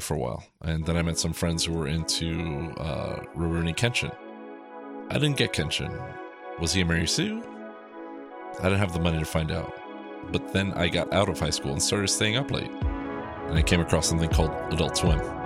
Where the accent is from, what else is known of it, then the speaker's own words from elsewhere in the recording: South Florida, United States; growing up in South Florida